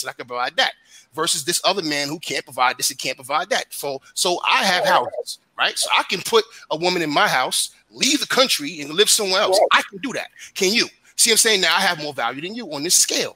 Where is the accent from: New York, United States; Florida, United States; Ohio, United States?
New York, United States; New York City; I come from Brooklyn